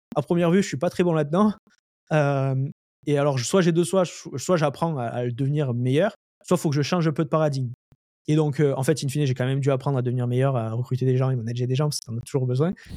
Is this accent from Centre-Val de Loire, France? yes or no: no; Lozère, Occitania, France; moved away as an adult; also born or lived in Montpellier, France; now in Montreal, Canada; je suis né en France, euh, en, en, Lozère. après j'ai, vécu pas mal à Montpellier.